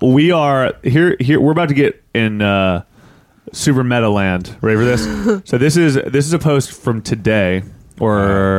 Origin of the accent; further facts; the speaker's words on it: Parkersburg, West Virginia, United States; also born or lived in Marietta, Ohio; my hometown, which is like bumfuck nowhere kind of corner of West Virginia, Ohio.